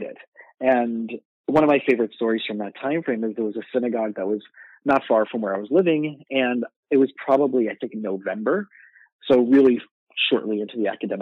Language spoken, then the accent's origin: English; South Florida, United States; moved away as an adult; also born or lived in Israel / New York; I grew up in South Florida